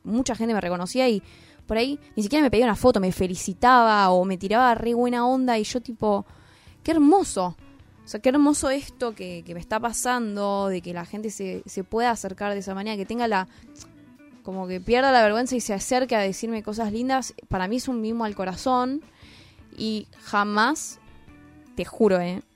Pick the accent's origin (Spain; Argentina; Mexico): Argentina; San Isidro, Buenos Aires Province; nací en Capital y viví en San Isidro